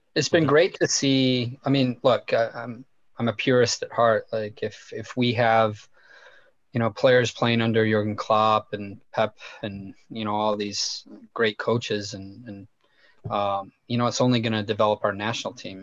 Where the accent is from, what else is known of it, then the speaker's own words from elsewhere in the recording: Scotland, United Kingdom; now in United States; as a Scottish football fan